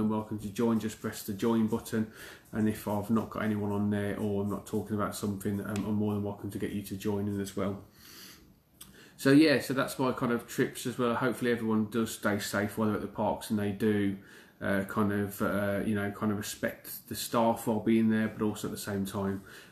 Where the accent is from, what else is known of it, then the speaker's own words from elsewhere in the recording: United Kingdom; I'm from the UK